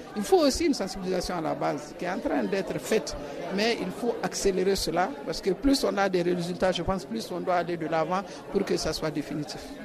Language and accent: French; Mali; moi je viens du Mali, chez nous au Mali